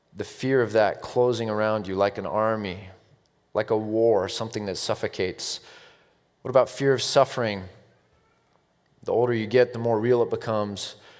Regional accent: United States; I'm American

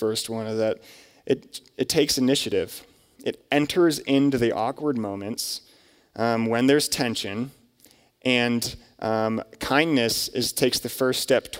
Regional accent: Lancaster, Pennsylvania, United States; I'm from Lancaster, Pennsylvania

